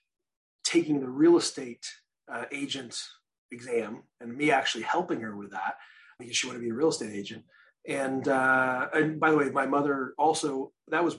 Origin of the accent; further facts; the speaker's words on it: Midwest, United States; I grew up in the Midwest, so we cut grass in the spring and summer